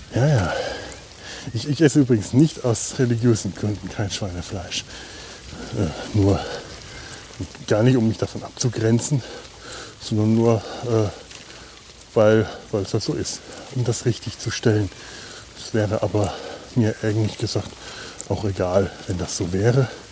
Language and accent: German; Franconia, Bavaria, Germany; now in Cologne, Germany; Ich bin Franke. Wir, wir äh, sind sehr stolz auf unsere Bratwürste.